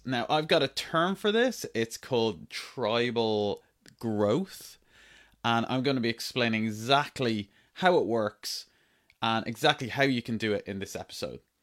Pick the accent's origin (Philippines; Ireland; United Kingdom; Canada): Ireland; When I was growing up in Ireland, I grew up on a farm